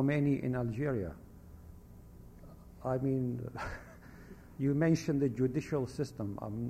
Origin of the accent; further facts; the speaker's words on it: Baghdad, Baghdad Governorate, Iraq; born there; also born or lived in different countries; I was born in Baghdad, Iraq, of Jewish descent. I lived in different countries, just to give you an idea of myself.